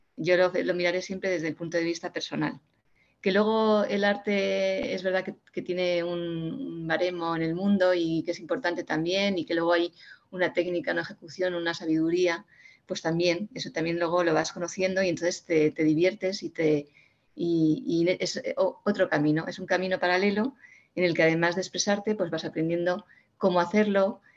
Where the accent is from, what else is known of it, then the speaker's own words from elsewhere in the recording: Community of Madrid, Spain; mi pueblo, donde yo vivo, en Madrid